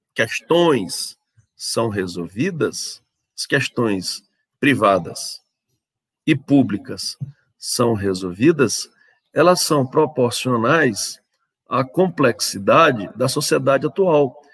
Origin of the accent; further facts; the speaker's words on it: Brazil; nós, brasileiros